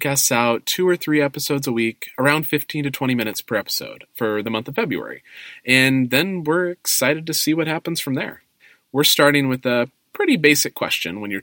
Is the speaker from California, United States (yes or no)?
yes; California, United States; now in Chicago, United States; We live in Chicago, but we're from California. And this year, we're moving back home